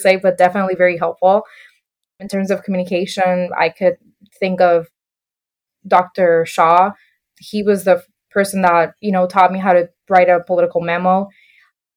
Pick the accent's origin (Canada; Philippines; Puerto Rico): Puerto Rico; moved away as an adult; also born or lived in Iowa, United States; I was born and raised in Puerto Rico for about 18 years